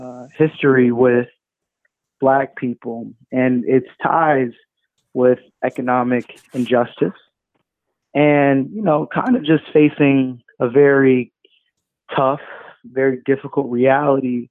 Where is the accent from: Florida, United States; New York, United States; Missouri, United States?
New York, United States; New York City; also born or lived in Atlanta, Georgia; I grew up tough in the Bronx.